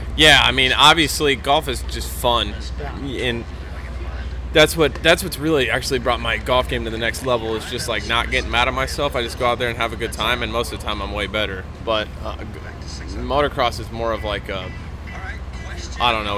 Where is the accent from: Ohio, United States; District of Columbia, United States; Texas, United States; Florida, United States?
Florida, United States; I, I grew up in Florida